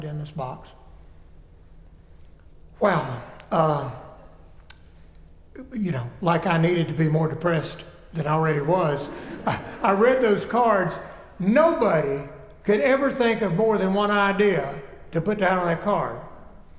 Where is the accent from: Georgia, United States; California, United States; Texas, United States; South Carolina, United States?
South Carolina, United States; I grew up Methodist in South Carolina